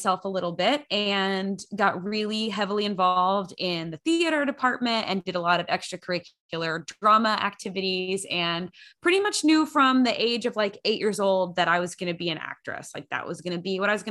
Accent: Grand Prairie, Texas, United States; I grew up in Grand Prairie, Texas, which is just one of the many suburbs of Dallas

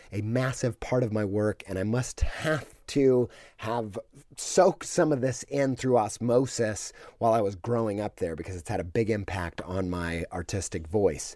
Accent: Columbus, Indiana, United States; now in Columbus, Ohio, United States; I'm from Columbus, Indiana. I was born near there, and I spent many formative years living in Columbus, Indiana

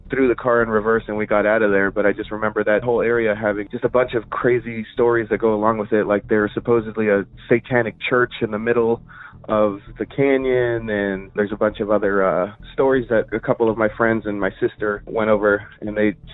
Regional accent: Yorba Linda, California, United States; I grew up in the Yorba Linda area, so Orange County

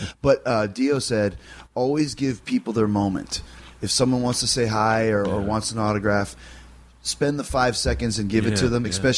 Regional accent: Canada; I grew up in Canada

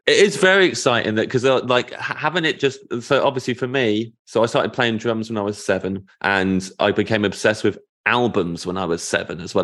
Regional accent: United Kingdom; As a Brit

